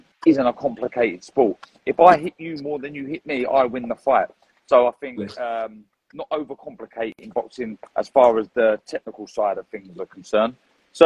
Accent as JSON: {"language": "English", "region": "London", "country": "United Kingdom", "said": "I'm from North London and everyone is Arsenal or Tottenham, literally"}